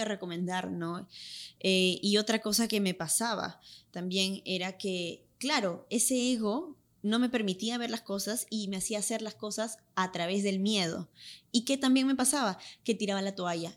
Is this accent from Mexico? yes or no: no; Lima, Peru; accent: Limeño; moved away as an adult; now in Los Angeles, United States; va a estar más fuerte mi acento peruano, claro. porque ahorita he estado hablando full, full, full español y con mi acento limeño